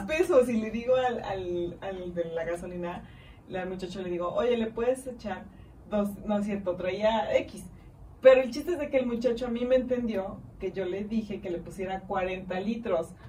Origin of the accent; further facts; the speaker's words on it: Mexico; como buen mexicano